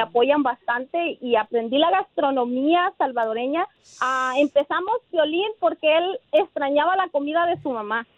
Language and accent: Spanish; Nayarit, Mexico; now in Portland, United States; yo soy de Nayarit, como ya lo dijiste. Llego aquí a Portland, Oregon en 1999.